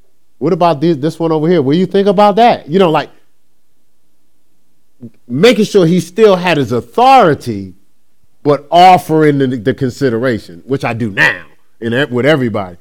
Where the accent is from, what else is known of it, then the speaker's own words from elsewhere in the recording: Newark, New Jersey, United States; when I grew up in Newark, New Jersey, in that culture, I was taught different